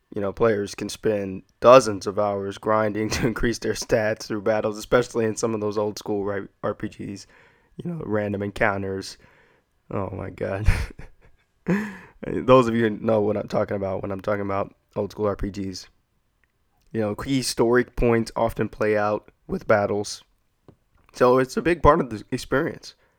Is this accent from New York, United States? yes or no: no; Texas, United States; growing up in Texas.